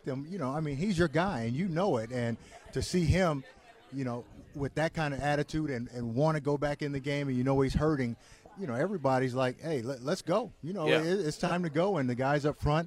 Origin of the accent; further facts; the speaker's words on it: California, United States; I'm from California